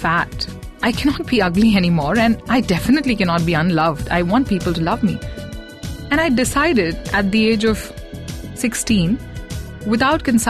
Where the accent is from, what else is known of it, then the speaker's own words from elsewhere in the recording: Mumbai, Maharashtra, India; I had a few many neighborhood aunties growing up in Bombay